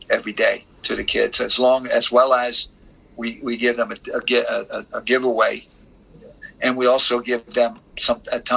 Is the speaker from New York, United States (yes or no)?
yes; Mount Vernon, New York, United States; moved away as an adult; now in Miami, United States; I'm from Mount Vernon, so I know I was, the local guy who made good